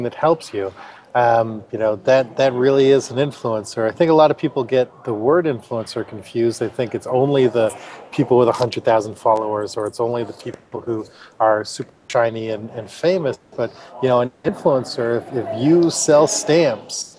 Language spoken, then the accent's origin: English; Canada; I'm from Canada